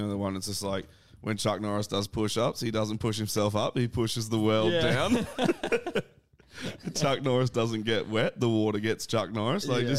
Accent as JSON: {"language": "English", "town": "Adelaide", "region": "South Australia", "country": "Australia", "said": "but I'm from Adelaide"}